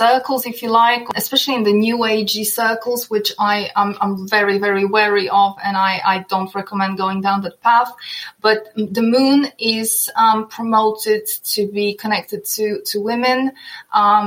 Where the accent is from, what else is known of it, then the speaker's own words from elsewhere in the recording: Poland; also born or lived in northern Norway; now in Norway; while I live in the northern Norway, I'm originally from Poland.